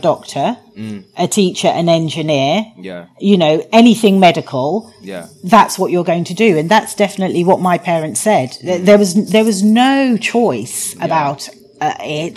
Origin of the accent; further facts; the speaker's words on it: London, United Kingdom; accent: posh English; also born or lived in Guyana; I went to a state primary and state secondary school, Catholic, in Southwest London in Clapham